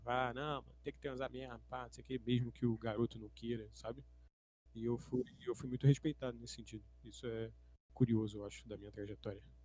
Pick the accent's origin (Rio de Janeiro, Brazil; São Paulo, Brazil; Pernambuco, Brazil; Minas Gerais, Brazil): Rio de Janeiro, Brazil; São Gonçalo; Eu cresci numa casa média em São Gonçalo, num bairrozinho ok